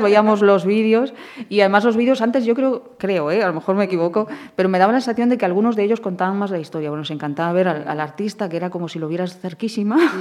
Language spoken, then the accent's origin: Spanish; Portas, Galicia, Spain; also born or lived in Santiago de Compostela; yo nací en Portas, en Portas. En sí. Es un ayuntamiento entre Caldas de Reis y García, en esa zona, un pequeño ayuntamiento. Y ahí crecí con mis hermanos